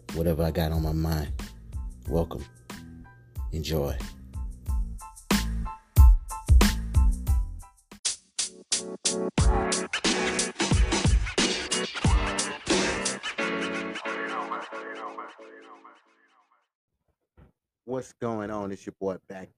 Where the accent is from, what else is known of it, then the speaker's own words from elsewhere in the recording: St. Joseph, United States; I remember growing up in St. Joseph